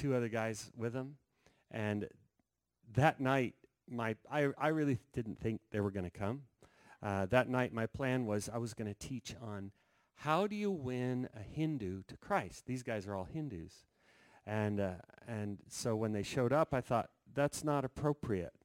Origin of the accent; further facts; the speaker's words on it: Denver, Colorado, United States; We're from Denver, Colorado